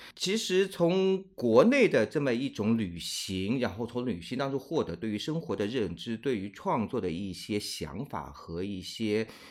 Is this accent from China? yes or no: yes; China; 我们中国人传统的状态是过春节是需要家里面团聚的